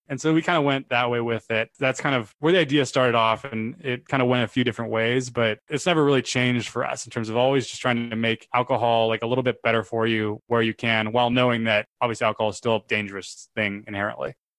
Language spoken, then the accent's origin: English; Sacramento, California, United States; now in San Francisco, United States; I was born in Sacramento, which is about two hours away from San Francisco